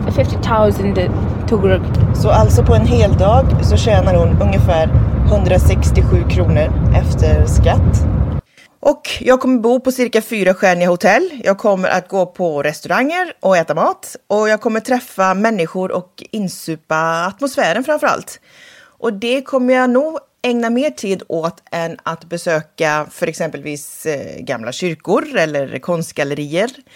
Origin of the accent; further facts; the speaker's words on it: Sweden; hemma i Sverige